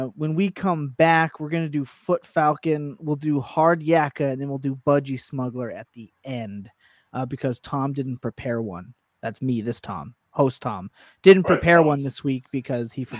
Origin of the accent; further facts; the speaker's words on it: Canada; I'm still Canadian